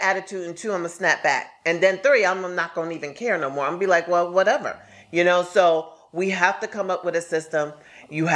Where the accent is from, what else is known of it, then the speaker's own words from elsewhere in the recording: New York City, New York, United States; I'm from Brooklyn.